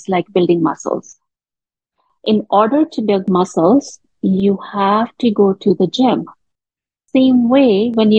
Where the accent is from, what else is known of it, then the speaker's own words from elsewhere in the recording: India; moved away as an adult; now in Canada; I'm born and raised in India. And I moved to Canada when I was 24 years old.